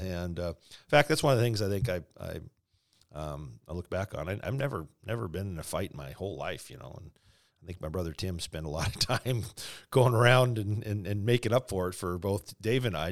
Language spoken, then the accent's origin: English; Spokane, Washington, United States; also born or lived in Calgary, Alberta, Canada; growing up in Spokane